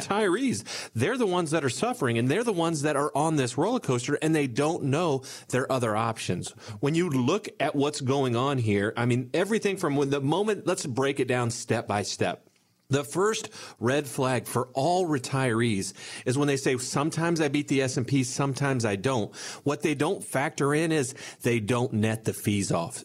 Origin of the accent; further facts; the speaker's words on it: Bellefontaine, Ohio, United States; we're from a small town. I, I, you guys may or may not have heard of it. I, I'm from Belle Fountain, Ohio